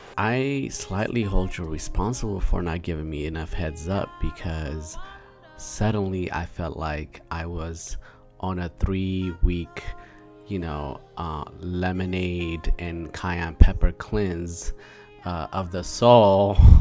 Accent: Prince George's County, Maryland, United States; I know all about the suburbs of Maryland as I am from Prince George's County

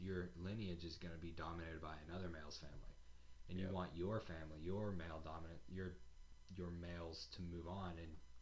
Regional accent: the South, United States; I'm proud I'm from the South, and I like my Southern style of heritage

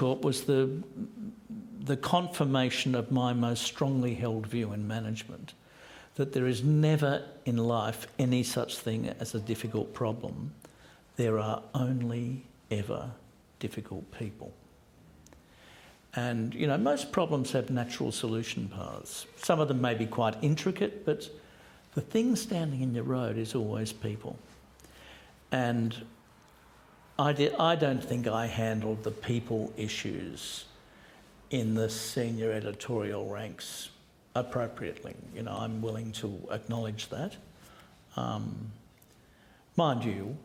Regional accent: Australia; I am Australian

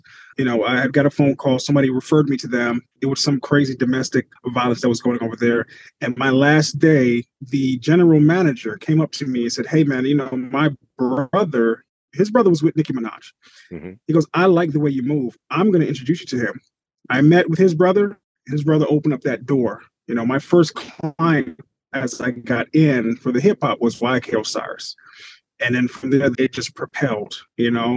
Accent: Atlanta, Georgia, United States; also born or lived in Long Island, New York / Broward County, Florida; originally, I'm from Long Island, New York. Grew up there until I was 9. Moved to Atlanta, Georgia. And I've been here ever since

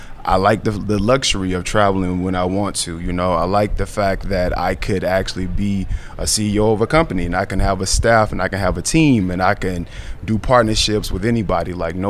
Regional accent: Alabama, United States; moved away as an adult; now in Atlanta, United States; growing up in Alabama and being a black creator, you know, you definitely are placed in a box

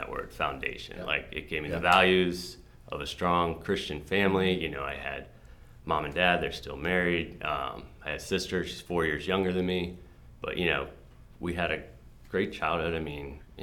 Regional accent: Burke, Virginia, United States; moved away as an adult; also born or lived in Alexandria, Virginia; now in Frederick, United States; So I grew up in Northern Virginia. I was born in Alexandria. I lived there till I was 2, and then we moved to Fairfax County. So grew up in Burke, Virginia

